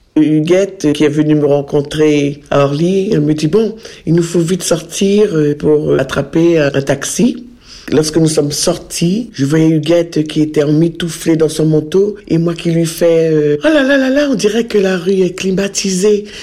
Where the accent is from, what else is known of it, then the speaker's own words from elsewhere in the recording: Mana, French Guiana; moved away as an adult; also born or lived in Cayenne, French Guiana / Paris, France; now in Pont-Sainte-Maxence, France; je suis de Mana